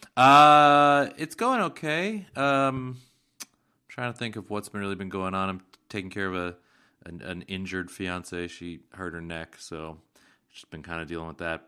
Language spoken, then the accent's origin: English; Seattle, Washington, United States; my hometown of Seattle